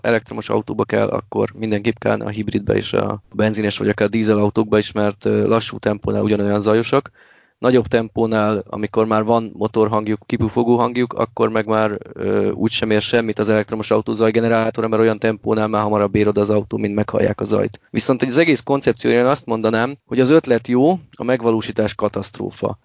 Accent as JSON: {"language": "Hungarian", "town": "Miskolc", "region": "Borsod-Abaúj-Zemplén", "country": "Hungary"}